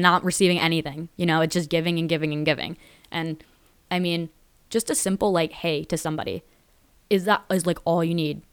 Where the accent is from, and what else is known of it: Danbury, Connecticut, United States; born or raised there